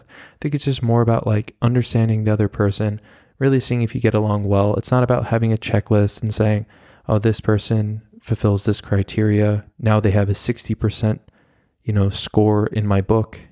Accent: United States

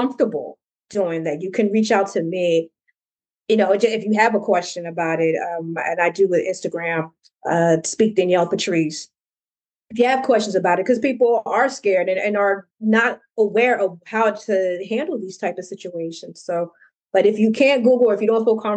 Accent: New Jersey, United States; I'm from New Jersey

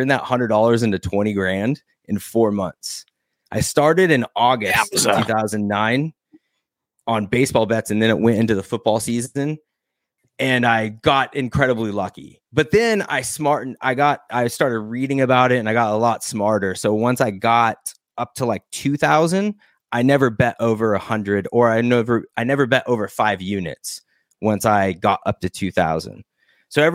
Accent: Arizona, United States; now in California, United States; I'm from Arizona.

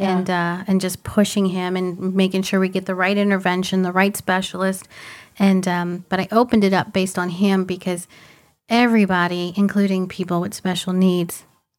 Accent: New Orleans, Louisiana, United States; moved away as an adult; I'm originally from New Orleans. I studied in Louisiana, moved here about 17 years ago now.

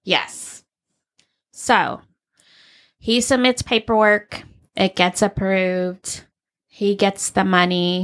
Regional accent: Arizona, United States; I grew up in Arizona.

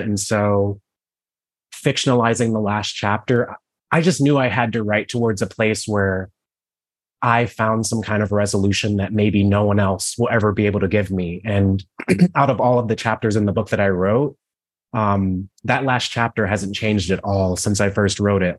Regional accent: Cleveland, Ohio, United States; I grew up in Cleveland, Ohio.

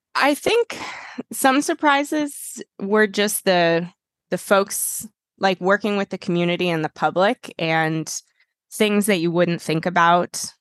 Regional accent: Boulder, Colorado, United States; moved away as an adult; I grew up in Boulder

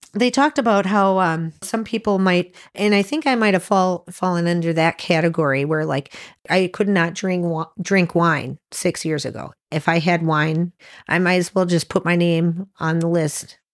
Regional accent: Sheboygan, Wisconsin, United States; we're from Sheboygan, Wisconsin

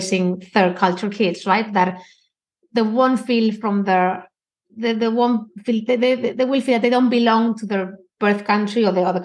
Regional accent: Spain; also born or lived in London; now in Rome, Italy; I grew up in Spain and my kids grew up in London and now in Rome.

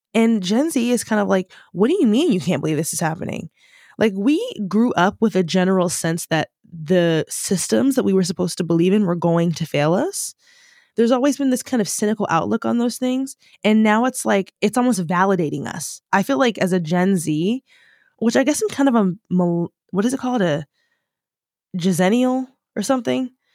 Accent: United States; first language English; moved away as an adult; now in United Kingdom; as an American

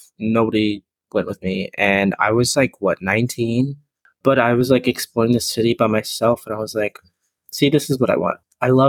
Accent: San Marcos, Texas, United States; San Marcos. So 30 minutes.

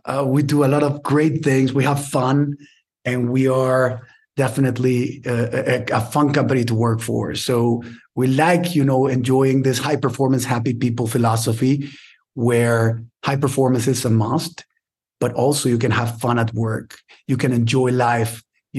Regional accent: Mexico City, Mexico; born there; but I was born in Mexico City.

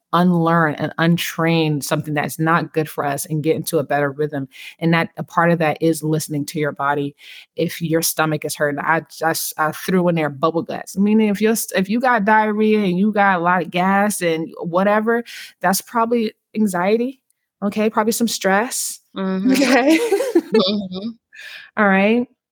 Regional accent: California, United States; When I grew up in California

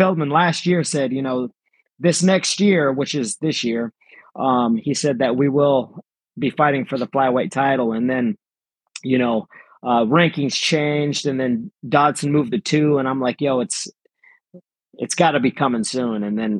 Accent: Philippines; born there; So I was born in the Philippines. I was adopted at 7 days old.

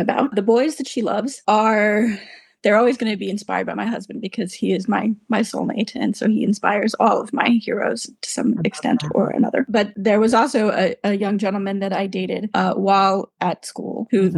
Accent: United States; moved away as an adult; also born or lived in Boston / Manchester, United Kingdom; now in United Kingdom; my background being an American and living over there for 30 years and practicing as a lawyer there, and then moving to the UK

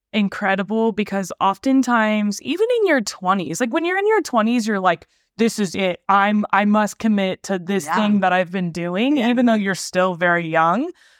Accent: Sacramento, California, United States; born or raised there; moved away; also born or lived in Rocklin

